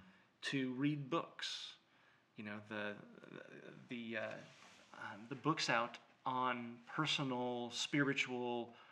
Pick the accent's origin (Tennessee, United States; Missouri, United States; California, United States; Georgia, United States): California, United States; moved away as an adult; also born or lived in New York; now in Austin, United States; I was born in New York. My parents moved my sister and I to California when I was 1. I grew up with a New York family on the West Coast.